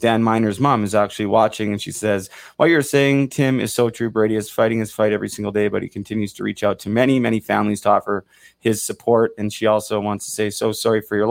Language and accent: English; Vancouver, British Columbia, Canada; I grew up in Vancouver, man. So I was downtown 2011, saw my city get torched